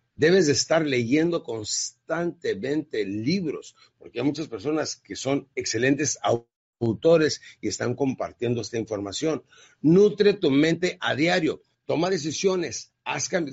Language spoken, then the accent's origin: Spanish; Ciudad Juárez, Chihuahua, Mexico; Yo crecí en Ciudad Juárez, Chihuahua